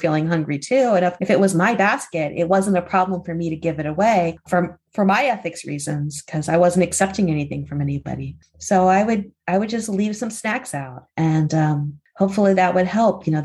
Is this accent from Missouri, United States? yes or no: no; Hershey, Pennsylvania, United States; I grew up in a town where everybody loved Reese's peanut butter cups. I mean, maybe there was some peanut butter allergies somewhere, but I'm from Hershey, Pennsylvania.